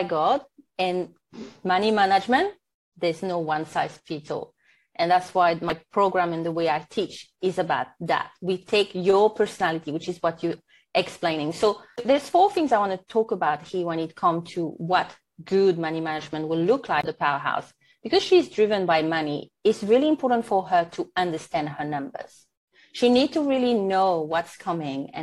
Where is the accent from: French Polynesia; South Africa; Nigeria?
French Polynesia; first language French; English is a second language; now in New Zealand; Born and raised in Tahiti, so French is my first language. And now I'm living in New Zealand